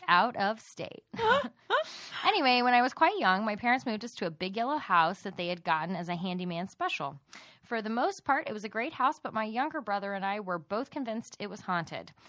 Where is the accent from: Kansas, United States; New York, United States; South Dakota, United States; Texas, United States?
Texas, United States; accent: Texas; we're from Texas